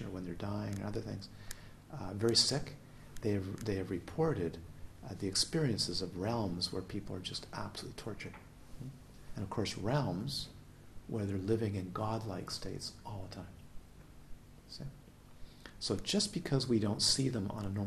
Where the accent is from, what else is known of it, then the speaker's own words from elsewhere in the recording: Canada; also born or lived in Galiano Island, British Columbia; I'm Canadian